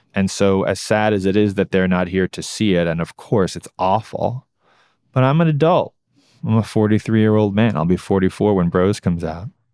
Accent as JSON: {"language": "English", "town": "New York City", "region": "New York", "country": "United States", "tie": "born or raised there", "said": "I grew up in New York City"}